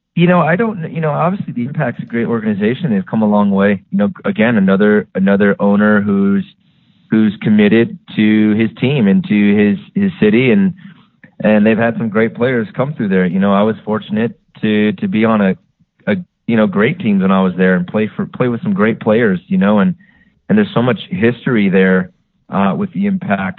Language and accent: English; Phoenix, Arizona, United States; in my hometown, you know, Phoenix